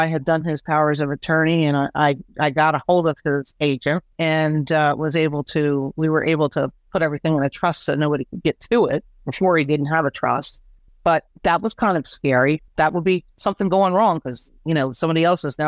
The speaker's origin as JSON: {"language": "English", "town": "Washington", "region": "District of Columbia", "country": "United States", "tie": "born or raised there", "moved": "yes", "lives_now": "Chester County, Pennsylvania, United States", "said": "A good friend of mine from high school, we grew up in the Washington, D.C. area"}